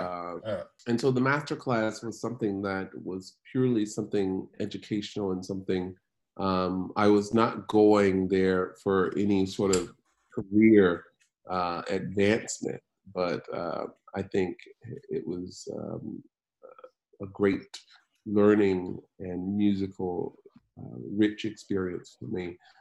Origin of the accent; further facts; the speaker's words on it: Macon, Georgia, United States; growing up in Macon, Georgia